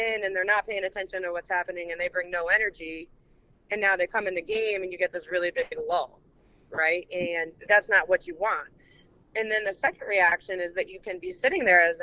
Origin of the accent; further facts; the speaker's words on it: Derby, Connecticut, United States; also born or lived in Seymour, Connecticut / Shelton, Connecticut; I'm from Derby. I went to Seymour High School, and I actually live in Shelton.